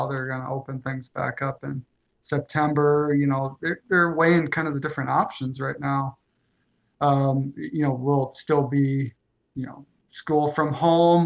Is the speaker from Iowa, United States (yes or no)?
yes; Northeast Iowa, United States; I grew up in Iowa, a very small town